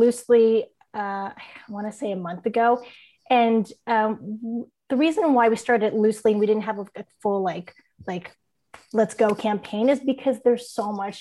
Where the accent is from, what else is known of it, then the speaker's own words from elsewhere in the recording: San Diego, California, United States; also born or lived in San Francisco Bay Area, California; now in San Diego, United States; I grew up in San Diego